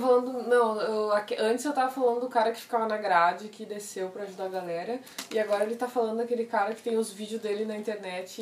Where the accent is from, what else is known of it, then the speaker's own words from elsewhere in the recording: Brazil; Eu sou brasileiro